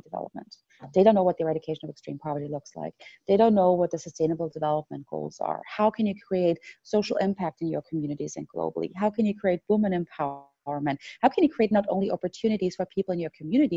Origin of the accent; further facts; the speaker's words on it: Austria; moved away; back home in my home country of Austria